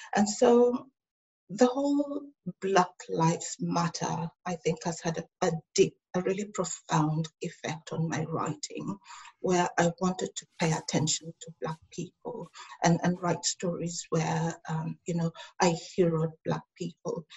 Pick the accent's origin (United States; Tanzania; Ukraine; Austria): Tanzania; now in Melbourne, Australia; I also have my family in Africa, in Tanzania